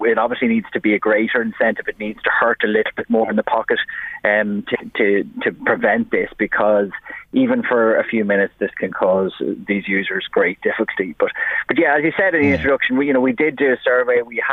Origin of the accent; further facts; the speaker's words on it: Drogheda, County Louth, Ireland; I grew up in William Street in Drogheda, and as a kid, I used to be able to play football in the middle of the street